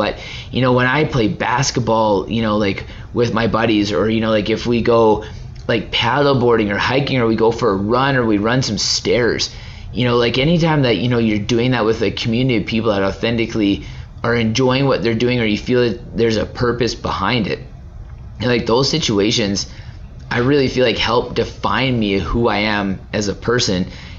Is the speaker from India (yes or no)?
no; Canada; I don't know my rights as a Canadian.